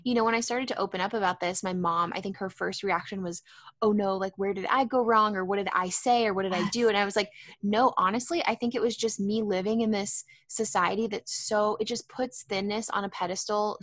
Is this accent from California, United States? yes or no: yes; San Diego, California, United States; also born or lived in San Francisco; I am based in San Diego. I actually grew up here